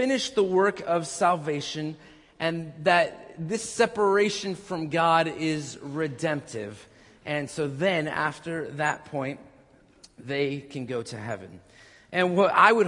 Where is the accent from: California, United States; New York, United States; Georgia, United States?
California, United States; Orange; the Orange Circle, my hometown over there